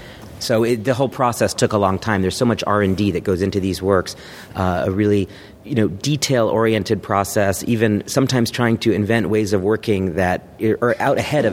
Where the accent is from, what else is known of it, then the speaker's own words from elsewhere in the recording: Dallas, Texas, United States; And I was growing up in Dallas, Texas, where there was a Borders bookstore near my house. And this would have been in 1995, 1994, let's say, when I was in high school.